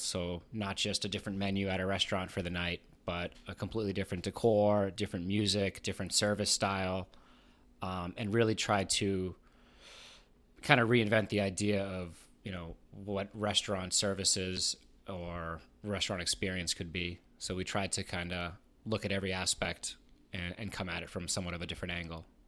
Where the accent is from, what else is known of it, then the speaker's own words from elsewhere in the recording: Boston, Massachusetts, United States; moved away as an adult; now in Richmond, United States; I grew up right outside of Boston